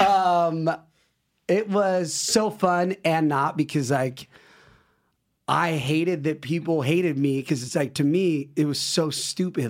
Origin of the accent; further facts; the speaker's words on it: West Coast, United States; West Coast